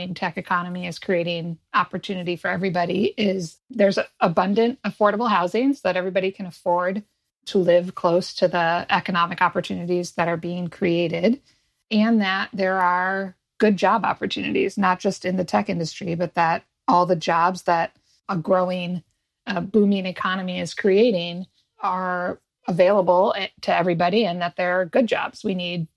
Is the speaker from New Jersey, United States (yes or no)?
no; outside of Detroit, Michigan, United States; I grew up outside of Detroit in the 80s